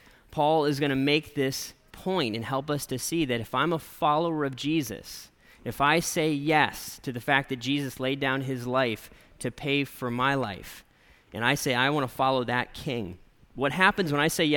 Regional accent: United States; I'm an American

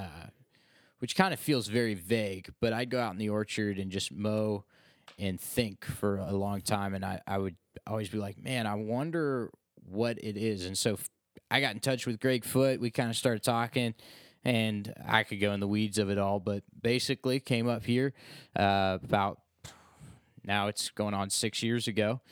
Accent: Ashland, Ohio, United States; moved away; I'm not really from the area. I'm from Ashland

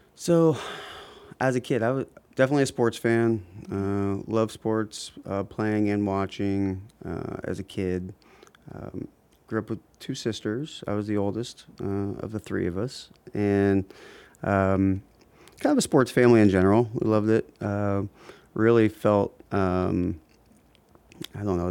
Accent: Columbus, Ohio, United States; moved away as an adult; also born or lived in Oxford, Ohio / Chicago / Cincinnati / Akron area; now in Akron, United States; I grew up in Columbus um, and spent all of my up the high school years there

